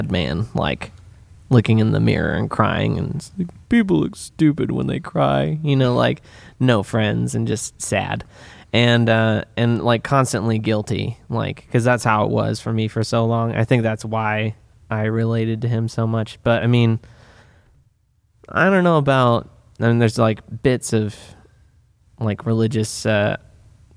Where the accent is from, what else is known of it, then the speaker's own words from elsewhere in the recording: Santa Rosa, California, United States; also born or lived in Midwest; I grew up here in Sonoma County. I've like pretty much Santa Rosa, born and raised